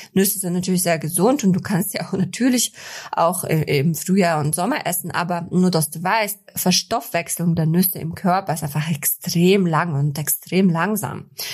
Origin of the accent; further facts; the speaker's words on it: Kazakhstan; now in Germany; Ich komme ja aus Kasachstan. Wir hatten sonnige, super kalte Winter